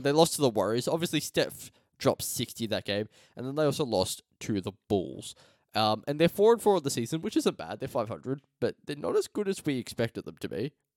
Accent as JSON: {"language": "English", "country": "Australia", "said": "as an Australian"}